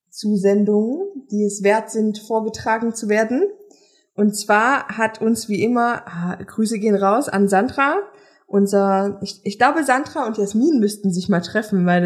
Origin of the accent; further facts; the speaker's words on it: Leipzig, Saxony, Germany; Meine, immerhin sind wir alle Leipziger.